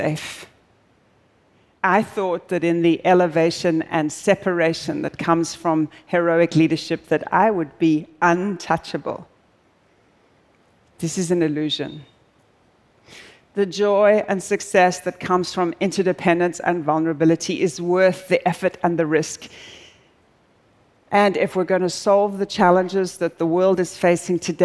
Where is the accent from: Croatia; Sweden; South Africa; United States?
South Africa; moved away; I'm originally South African